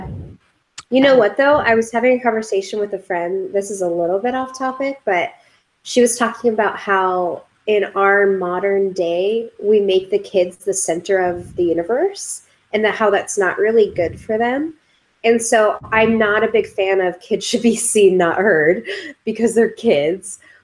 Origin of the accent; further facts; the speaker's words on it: California, United States; we're we're from California, so it was pretty cold for us.